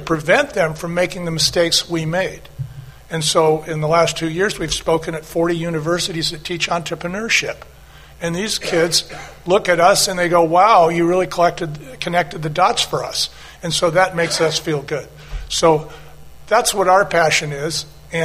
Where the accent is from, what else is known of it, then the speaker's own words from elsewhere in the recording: outside of San Francisco, California, United States; also born or lived in Anaheim / Long Beach; I grew up outside of San Francisco.